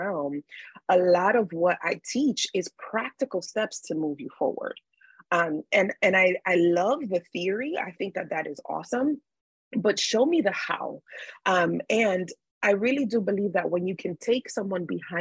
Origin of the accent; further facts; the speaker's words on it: New York City, New York, United States; I grew up in New York City, which is a very busy, busy city.